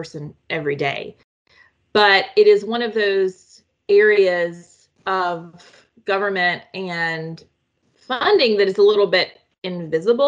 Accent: North Carolina, United States; now in Washington, D.C., United States; my home state of North Carolina

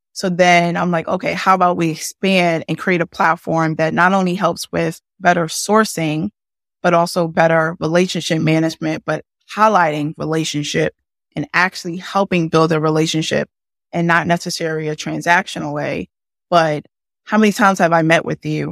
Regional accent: Philadelphia, Pennsylvania, United States; I'm born and raised in Philadelphia

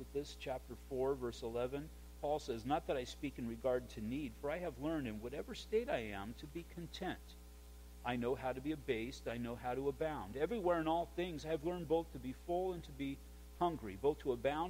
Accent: United States; we're all Americans

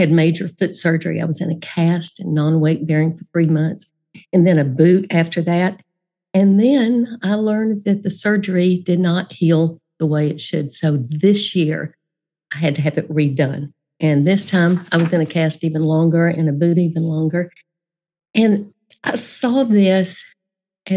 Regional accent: Dallas, Texas, United States; I grew up in Dallas.

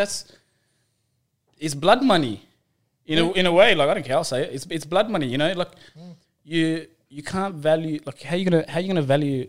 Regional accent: Sydney, New South Wales, Australia; So I grew up in Bondi and Coogee.

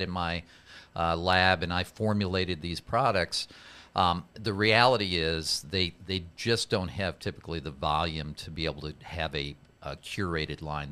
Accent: Iowa, United States; I grew up in the Midwest in Iowa

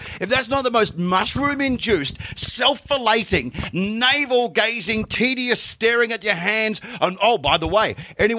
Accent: Western Australia, Australia; Before Google Earth, the moon was more topographically mapped than my home state, Western Australia.

